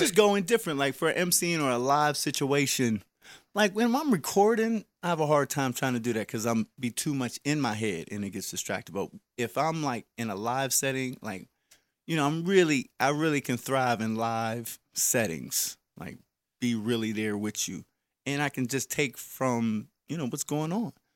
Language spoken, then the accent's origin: English; Wilkinsburg, Pennsylvania, United States; I was from Wilkinsburg